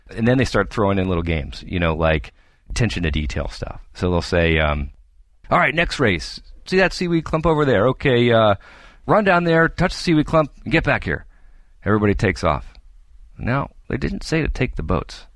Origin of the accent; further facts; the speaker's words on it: New Hampshire, United States; moved away; I'm originally from the East Coast, and my parents are still back there in New Hampshire